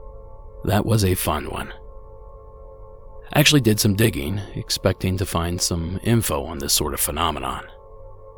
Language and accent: English; Ohio, United States; my home state of Ohio